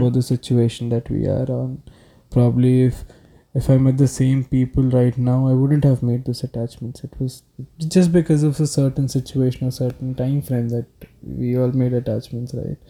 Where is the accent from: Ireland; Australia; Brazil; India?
India; South India; first language Telugu; English is a second language; I come from the south part of India, so a lot of movies that I watched in my mother tongue, that's just Telugu